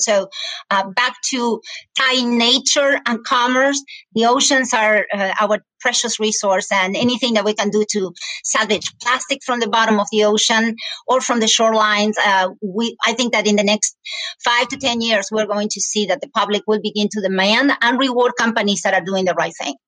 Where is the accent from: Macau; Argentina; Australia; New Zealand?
Argentina; English is a second language; moved away as an adult; now in United States; I was born and raised in Argentina. I came to the United States